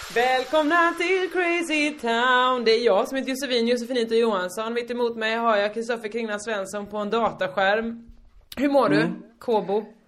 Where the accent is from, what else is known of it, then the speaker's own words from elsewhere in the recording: Hyltebruk, Halland County, Sweden; moved away; also born or lived in Malmö; mitt lag från Hyltebruk